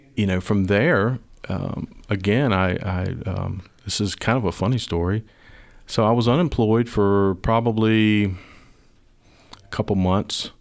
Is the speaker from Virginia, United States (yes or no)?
yes; Sandston, Virginia, United States; I am a, uh, native Virginia. I grew up in Sanston, went to Highland Springs High School.